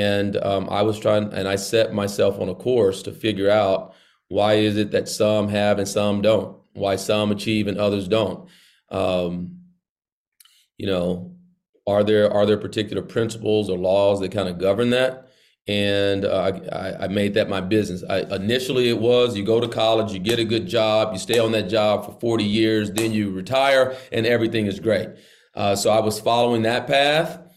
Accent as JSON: {"language": "English", "town": "Idabel", "region": "Oklahoma", "country": "United States", "tie": "born or raised there", "moved": "yes", "lives_now": "Tulsa, United States", "said": "I do live in Tulsa, but I'm from Idabel, Oklahoma"}